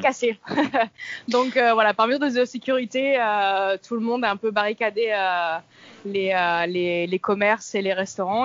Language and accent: French; France; moved away as an adult; now in Miami, United States; en tant que française européenne euh, bien blanche